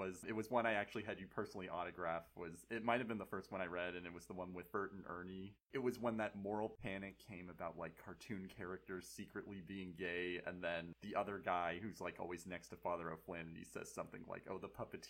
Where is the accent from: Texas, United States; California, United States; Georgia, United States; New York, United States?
California, United States; Marin; I'm from Marin